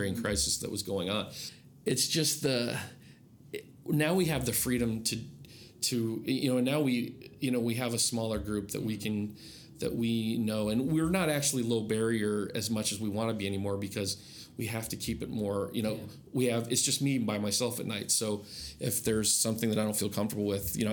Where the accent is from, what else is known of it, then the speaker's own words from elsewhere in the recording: Iowa, United States; moved away; also born or lived in Adirondacks, New York; growing up in Iowa